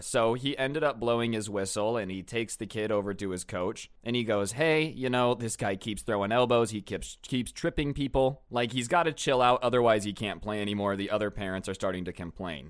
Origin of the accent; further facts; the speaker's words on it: United States; I'm American